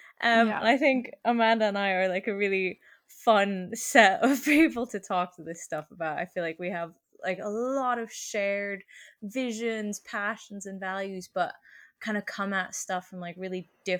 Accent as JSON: {"language": "English", "country": "Germany", "tie": "born there", "also_born_or_lived": "Sweden", "said": "I was born in Germany and raised kind of in the skewer that is Middle Europe. I learned how to ride a bike in Sweden."}